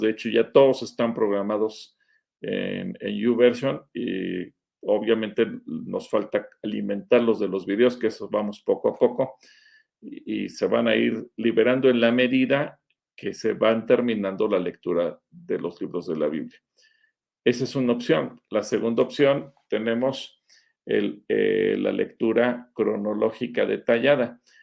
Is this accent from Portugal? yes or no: no; Mexico; somos mexicanos